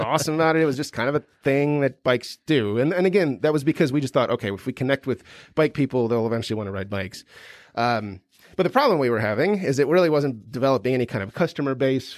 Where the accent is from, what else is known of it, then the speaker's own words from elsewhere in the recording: Midwest, United States; moved away as an adult; I grew up in the Midwest.